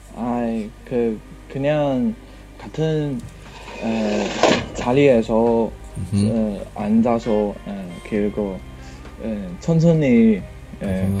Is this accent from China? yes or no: yes; Sichuan, China; Korean is a second language; moved away as an adult; now in Beijing, China; 제 고향은 사천이에요